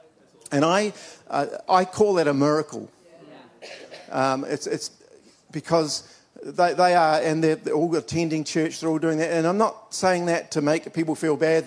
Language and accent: English; Dunedin, Otago, New Zealand; when I was an eight-year-old kid, I was at the Apostolic Church in Dunedin. I'm from Dunedin, by the way, the youngest of five children